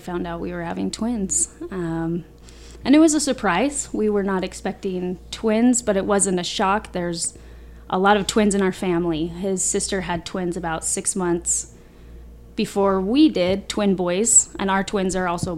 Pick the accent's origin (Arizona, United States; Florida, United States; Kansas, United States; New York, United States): Arizona, United States; also born or lived in Bountiful, Utah; I was born in Bountiful, Utah, and moved to Arizona when I was about 10 years old. I've been here ever since.